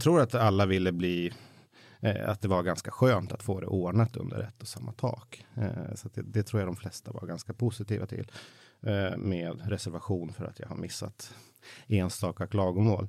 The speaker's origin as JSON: {"language": "Swedish", "town": "Mattmar", "region": "Jämtland", "country": "Sweden", "tie": "born or raised there", "moved": "yes", "lives_now": "Stockholm, Sweden", "said": "där jag växte upp i Jämtland"}